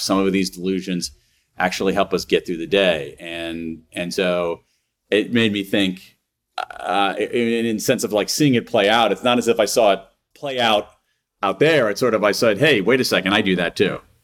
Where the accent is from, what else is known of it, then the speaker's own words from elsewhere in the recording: Columbus, Ohio, United States; moved away as an adult; also born or lived in Wilmington, Delaware; now in Washington D.C., United States; I grew up in Columbus, Ohio, uh, in Central Ohio